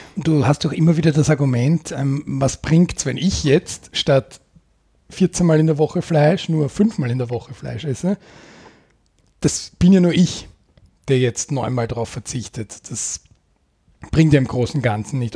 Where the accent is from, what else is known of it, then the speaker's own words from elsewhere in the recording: Austria; bei uns in Österreich